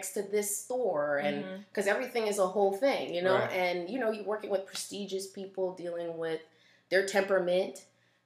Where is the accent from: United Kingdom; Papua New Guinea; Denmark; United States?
United States; South Florida; I was born here